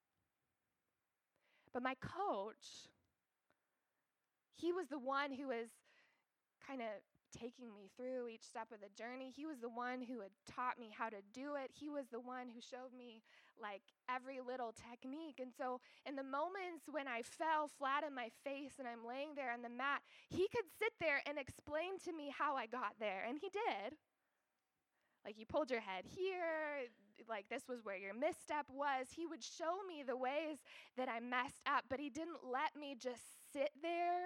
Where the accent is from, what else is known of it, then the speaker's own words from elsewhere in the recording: Iowa, United States; moved away as an adult; also born or lived in Canada / Kenya / Atlanta, Georgia; now in Altoona, United States; I grew up in Iowa